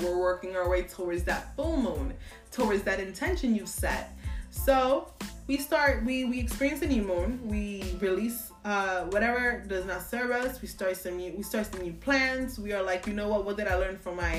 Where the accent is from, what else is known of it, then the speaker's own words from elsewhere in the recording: New York, United States; I'm from New York